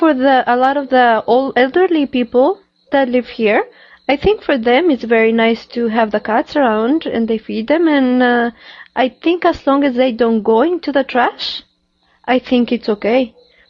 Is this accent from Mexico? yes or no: yes; Mexico; moved away; I'm from Mexico